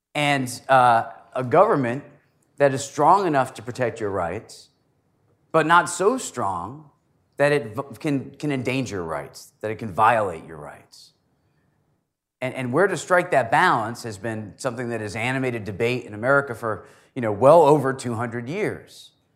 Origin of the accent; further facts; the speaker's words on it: Connecticut, United States; Connecticut, for example, My home state